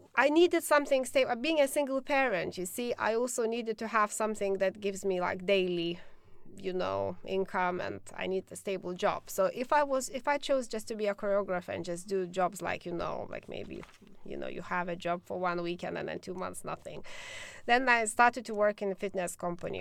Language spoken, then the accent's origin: English; Lithuania; now in London, United Kingdom; I come from Lithuania originally